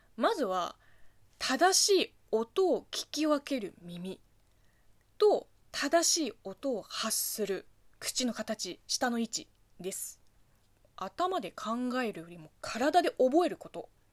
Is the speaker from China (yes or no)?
yes; China; Japanese is a second language; moved away as an adult; also born or lived in Beijing; now in Japan; 大学卒業して地元を離れて北京に上京した